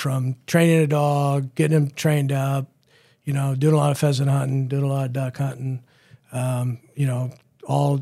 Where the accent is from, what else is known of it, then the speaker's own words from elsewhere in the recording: Elk Grove, California, United States; I grew up in Elk Grove